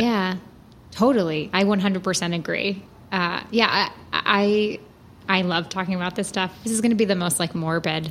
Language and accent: English; New York, United States; moved away as an adult; I'm from New York